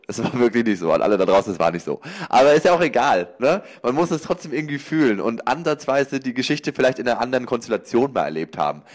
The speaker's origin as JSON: {"language": "German", "area": "Lower Franconia", "region": "Bavaria", "country": "Germany", "also_born_or_lived": "Cologne", "moved": "as an adult", "said": "ich komme aus, aus Unterfranken, aus Bayern quasi"}